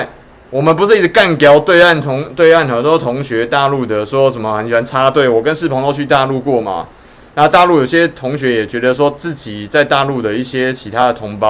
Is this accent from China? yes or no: no; Taiwan; 那台湾呢？你也可以想象，我们台湾人跑到美国去的时候，会是第一像是白人一样的一等公民吗？